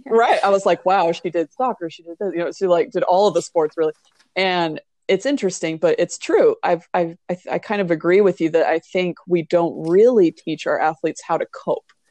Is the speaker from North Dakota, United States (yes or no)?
no; Hawaii, United States; I come from Hawaii